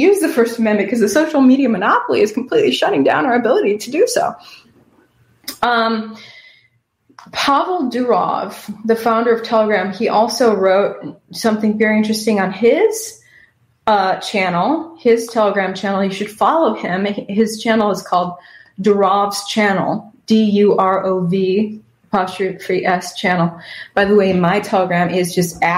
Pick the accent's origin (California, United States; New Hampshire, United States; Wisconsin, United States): Wisconsin, United States; now in Texas, United States; That's where I'm originally from, Wisconsin. Living in Texas right now